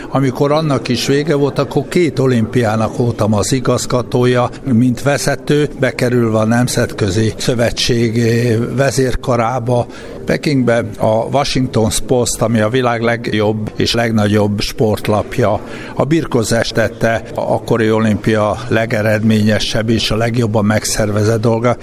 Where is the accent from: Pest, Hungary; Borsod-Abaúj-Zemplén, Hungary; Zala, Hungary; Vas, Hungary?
Vas, Hungary; Szombathely; also born or lived in Sárvár; a legbüszkébb a vasiságomra vagyok, hogy Sárváron születtem, hogy 9 évet szombathelyen éltem, és ott alapoztam meg a személyiségemet